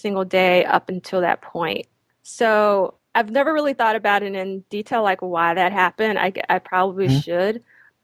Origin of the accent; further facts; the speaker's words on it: Eutaw, Alabama, United States; moved away as an adult; also born or lived in Philadelphia; now in New York, United States; I was born and raised in Utah, Alabama